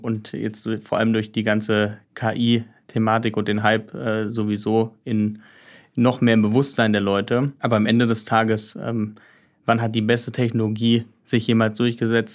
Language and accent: German; Heidelberg, Baden-Württemberg, Germany; ich bin ursprünglich, also ich komme aus Heidelberg